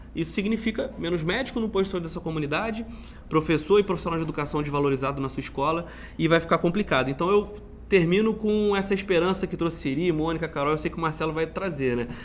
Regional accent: Petrópolis, Rio de Janeiro, Brazil; minha cidade de Petrópolis

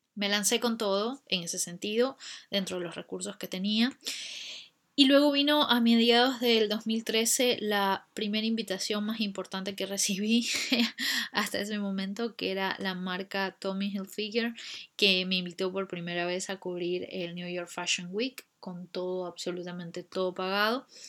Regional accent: Ecuador; moved away as an adult; also born or lived in Buenos Aires, Argentina; now in London, United Kingdom; Soy ecuatoriana

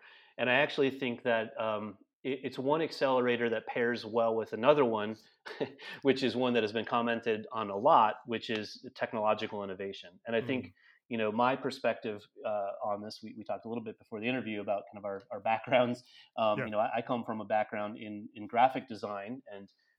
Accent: Detroit, Michigan, United States; I grew up in Metro Detroit

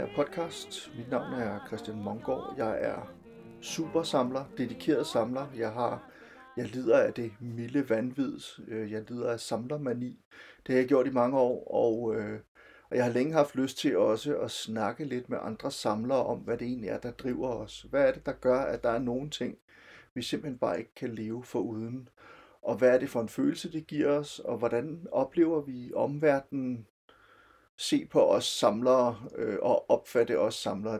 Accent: Silkeborg, Central Denmark Region, Denmark; jeg kommer fra Silkeborg oprindeligt, og boede i Silkeborg i min gymnasietid fra slutningen af 80'erne til, til, til starten af 90'erne

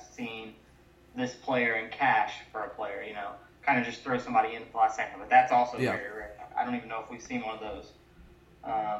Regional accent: Indiana, United States; we're from Indiana

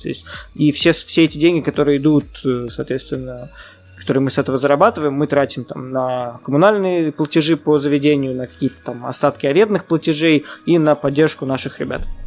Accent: Kazan, Tatarstan, Russia; я сам родом с Казани

